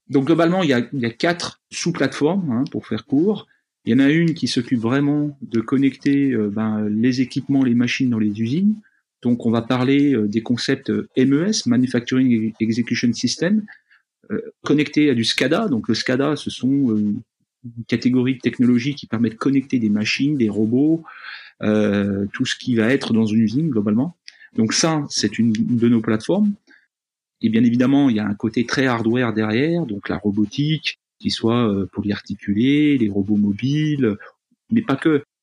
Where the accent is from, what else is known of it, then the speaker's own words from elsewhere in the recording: Jura, Bourgogne-Franche-Comté, France; je suis jurassien de naissance. En fait, je suis né euh, dans une petite ville jurassienne